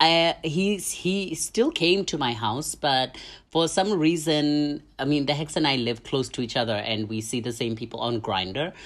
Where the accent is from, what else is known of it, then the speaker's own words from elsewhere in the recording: South Africa; moved away; am from Namthe, A K A South Africa